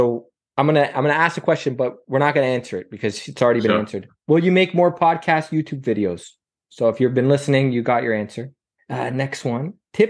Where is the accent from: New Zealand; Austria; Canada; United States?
Canada; I'm Canadian.